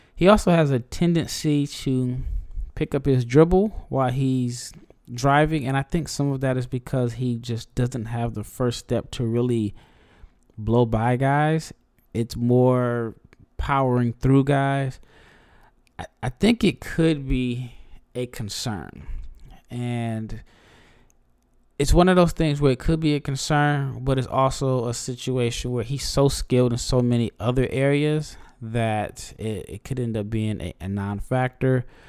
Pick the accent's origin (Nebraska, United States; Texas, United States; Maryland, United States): Nebraska, United States; I'm from Nebraska